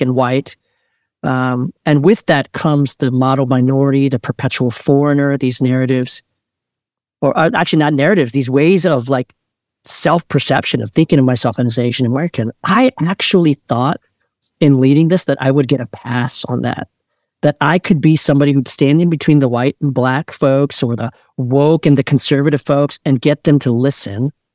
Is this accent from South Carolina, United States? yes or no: no; Montgomery County, Maryland, United States; also born or lived in Korea; I grew up in Maryland